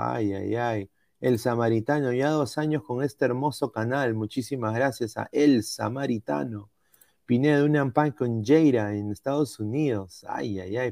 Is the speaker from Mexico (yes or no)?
no; Peru; mi país